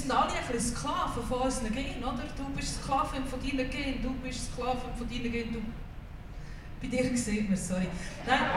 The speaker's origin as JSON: {"language": "German", "region": "Aargau", "country": "Switzerland", "said": "ich bin aus dem Aargau."}